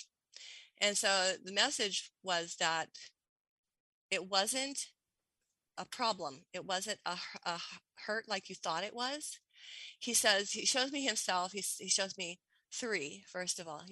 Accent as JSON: {"language": "English", "town": "Portland", "region": "Oregon", "country": "United States", "said": "I'm from Portland, the city of roses. And I grew up with roses all over the place"}